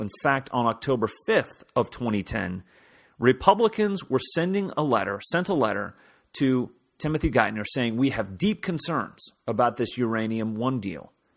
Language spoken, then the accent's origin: English; Kansas, United States; moved away as an adult; now in Washington, D.C., United States; I'm originally from God's country of Kansas